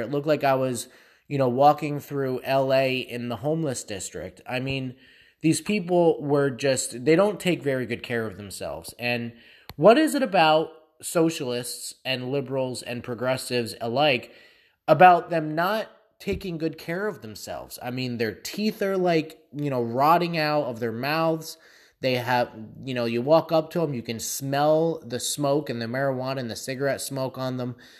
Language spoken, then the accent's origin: English; Allentown, Pennsylvania, United States; close to my hometown, um, of Allentown.